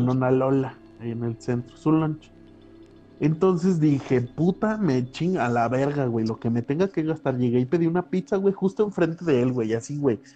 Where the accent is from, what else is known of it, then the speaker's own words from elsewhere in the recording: San Luis Potosí, Mexico; moved away; yo no soy de aquí, o sea, yo soy de San Luis